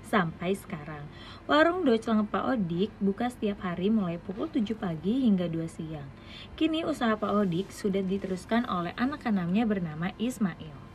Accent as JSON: {"language": "Indonesian", "town": "Bogor", "region": "West Java", "country": "Indonesia", "said": "sebagai warga Bogor"}